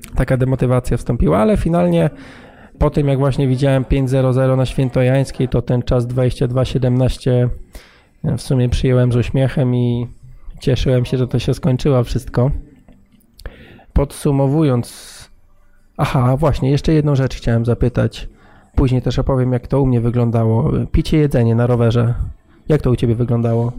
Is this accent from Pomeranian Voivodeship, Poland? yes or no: yes; Gdynia, Pomeranian Voivodeship, Poland; jesteśmy stąd